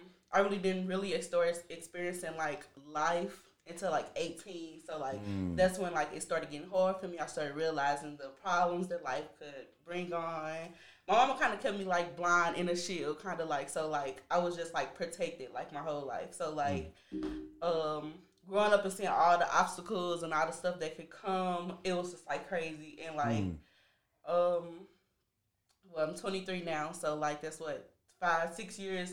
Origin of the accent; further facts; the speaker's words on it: St. Louis, Missouri, United States; I'm definitely South St. Louis.